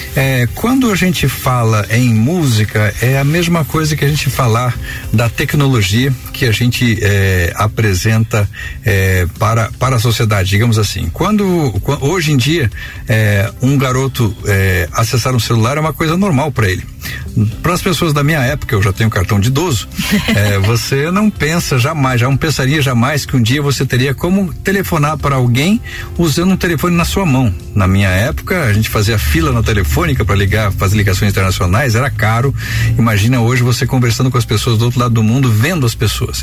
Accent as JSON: {"language": "Portuguese", "country": "Brazil", "said": "nós, como brasileiros"}